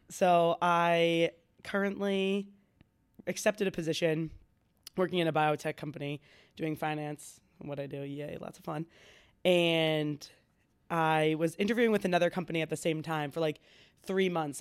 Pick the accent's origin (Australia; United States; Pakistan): United States; Franklin; I'm from Franklin